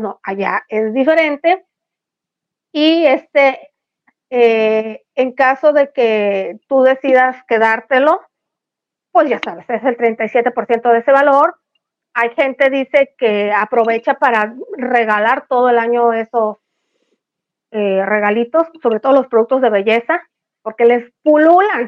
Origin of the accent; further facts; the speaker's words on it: El Fuerte, Sinaloa, Mexico; el Chepito y yo somos del Fuerte Sinaloa